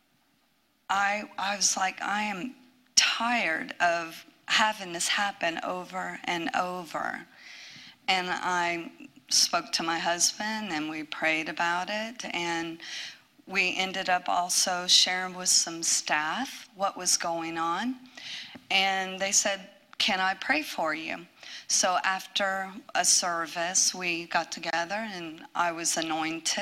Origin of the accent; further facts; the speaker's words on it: Ohio, United States; moved away as an adult; I'm from Ohio